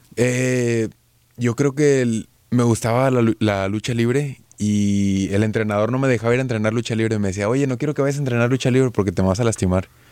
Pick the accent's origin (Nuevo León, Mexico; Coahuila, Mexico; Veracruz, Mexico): Nuevo León, Mexico; Monterrey; Yo soy de Monterrey